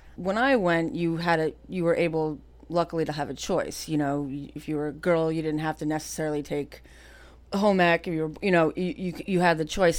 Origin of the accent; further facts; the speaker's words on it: Cranford, New Jersey, United States; I grew up right here in Cranford, right on North Avenue